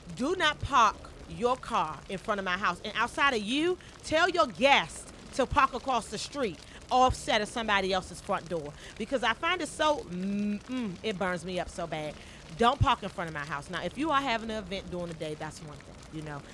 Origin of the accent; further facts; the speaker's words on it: Washington, District of Columbia, United States; I am a Washingtonian. I was born, raised, and I still live here and pay property tax